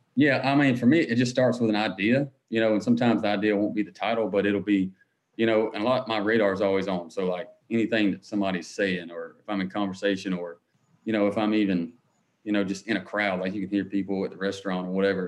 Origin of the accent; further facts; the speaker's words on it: Harlem, Georgia, United States; moved away as an adult; now in Nashville, United States; I grew up in Harlem, Georgia, outside of Augusta.